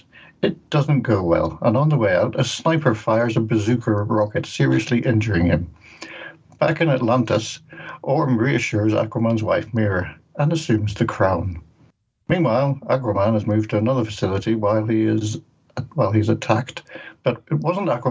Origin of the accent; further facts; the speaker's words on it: Ireland; I'm Irish